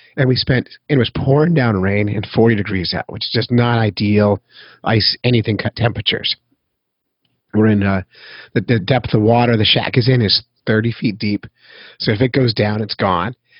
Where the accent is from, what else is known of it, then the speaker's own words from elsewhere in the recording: Petaluma, California, United States; also born or lived in San Francisco; I was born in California